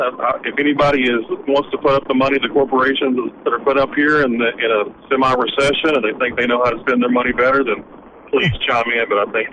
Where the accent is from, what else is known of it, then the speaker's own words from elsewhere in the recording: East Arkansas, United States; moved away; 18 years of my life, I grew up in East Arkansas, and 18 years of my life, I lived in Northwest Arkansas.